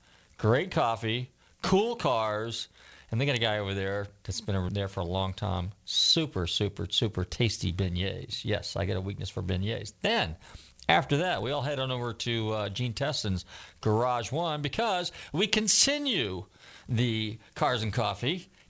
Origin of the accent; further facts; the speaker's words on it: California, United States; all growing up in California in the 60s